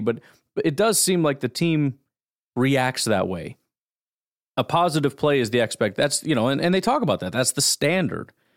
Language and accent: English; Illinois, United States; I grew up in Illinois in the nineties